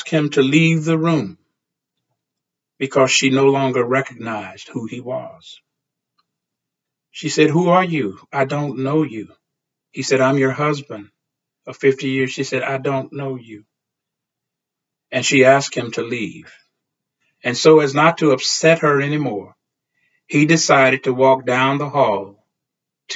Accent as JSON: {"language": "English", "region": "Texas", "country": "United States", "tie": "born or raised there", "said": "the black church in which I grew up in Texas"}